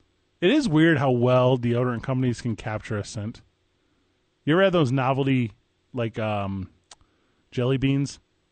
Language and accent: English; Midwest, United States; I'm from the Midwest.